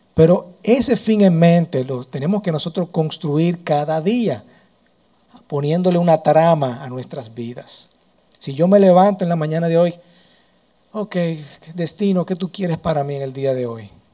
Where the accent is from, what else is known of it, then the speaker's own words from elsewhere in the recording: Dominican Republic; yo nací en República Dominicana